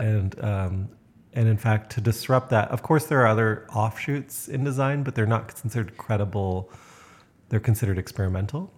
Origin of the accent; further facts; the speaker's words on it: Canada; as a Canadian, I'm considered extremely straightforward